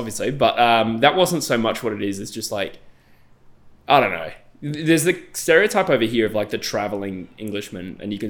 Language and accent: English; Australia; moved away as an adult; also born or lived in Perth; now in United Kingdom; I'm Australian.